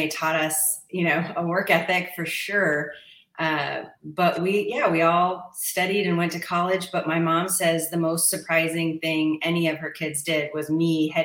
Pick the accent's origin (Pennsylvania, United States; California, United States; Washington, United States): Washington, United States; Stanwood; now in Tacoma, United States; I was raised in Stanwood, Washington, so up near the Tulips